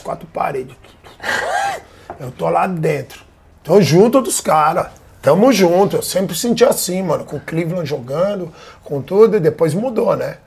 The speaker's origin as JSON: {"language": "Portuguese", "region": "Rio Grande do Sul", "country": "Brazil", "said": "Eu sou gaúcho"}